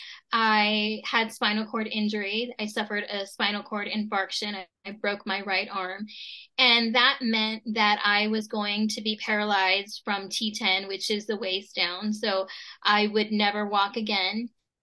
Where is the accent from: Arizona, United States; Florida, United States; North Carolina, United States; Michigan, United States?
Arizona, United States; Tucson; I'm from Tucson, Arizona, was born and raised here